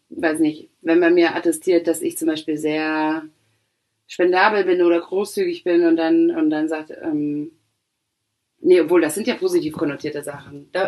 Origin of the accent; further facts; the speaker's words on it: Poland; wenn du sagst, ich bin Polin und jemand sagt, wow, geil, ich habe schon äh, ein paar Polinnen kennengelernt